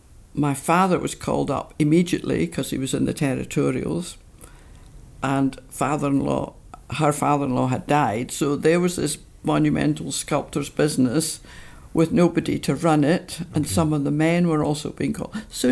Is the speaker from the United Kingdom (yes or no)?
yes; Dundee, Scotland, United Kingdom; moved away as an adult; also born or lived in St Andrews / Essex; now in Tobermory, United Kingdom; I was born there, but I grew up in Dundee. And I lived there till I was 18.